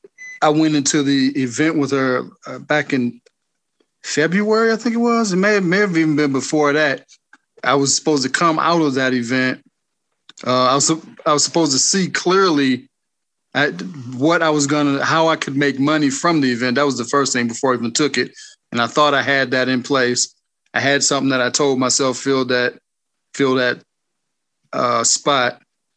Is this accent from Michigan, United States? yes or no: yes; Auburn Hills, Michigan, United States; Michigan. Auburn Hill.